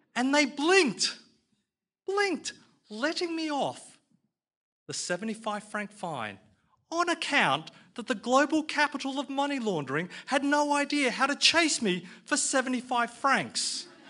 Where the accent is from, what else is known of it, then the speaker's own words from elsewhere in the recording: Australia; I'm an Aussie Chinaman